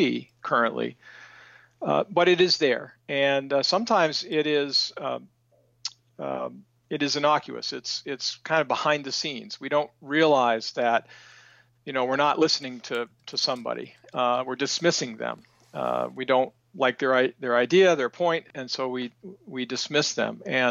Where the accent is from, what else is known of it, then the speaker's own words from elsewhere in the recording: Aroostook County, Maine, United States; spent my life in Maine. I'm originally from Roostook County, and I spent all of my career working primarily on rural community and economic development issues.